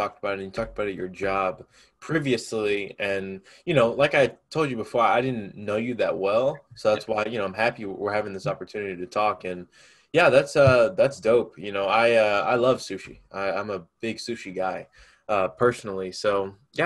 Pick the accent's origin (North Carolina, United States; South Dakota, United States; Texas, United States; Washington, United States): Texas, United States; Round Rock; I'm originally from Round Rock. That's where I live. Oh. That's where I went to high school